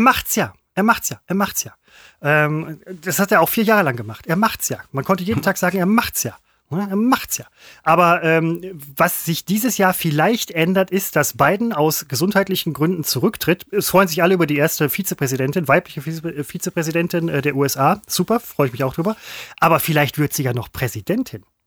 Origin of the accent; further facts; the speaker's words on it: Germany; moved away; da, wo ich herkomme, wo ich gebürtig herkomme, aus Heidhausen